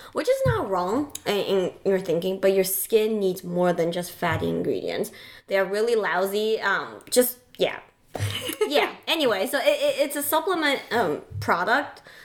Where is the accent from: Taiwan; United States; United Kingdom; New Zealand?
Taiwan; moved away; I grew up in Taiwan